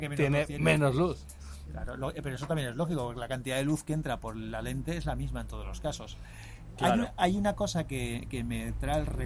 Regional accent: Bilbao, Basque Country, Spain; Aquí somos

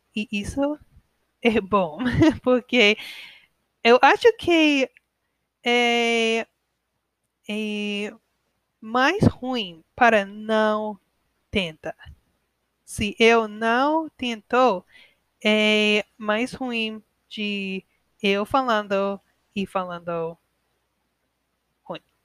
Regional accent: United States; Portuguese is a second language; eu sou americana

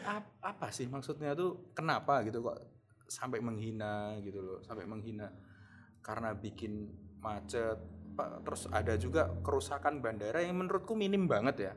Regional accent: Java, Indonesia; accent: medok (Javanese)

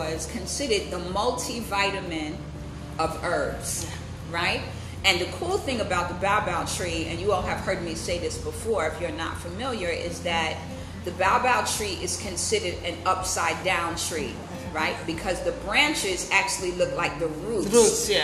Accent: United States; as an American, my dad is from Barbados. That's where his family's from. My mom's family is from South Carolina.

